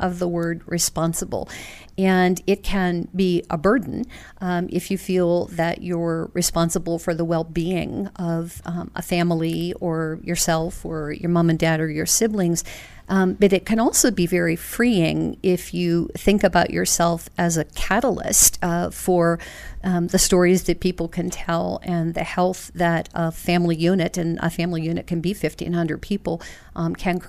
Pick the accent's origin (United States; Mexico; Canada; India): United States; Youngstown, Ohio; I'm from Youngstown, Ohio, which when I was growing up there was called Mob Town